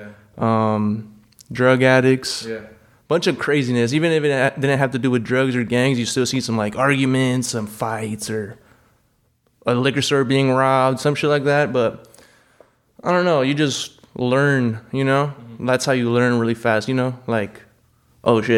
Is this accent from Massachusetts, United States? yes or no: no; Gardena, California, United States; also born or lived in Compton, California / Lawndale, California; now in Iowa, United States; I moved around, like Gardena, California, Compton, and I just spent the rest of my life in Lawndale, California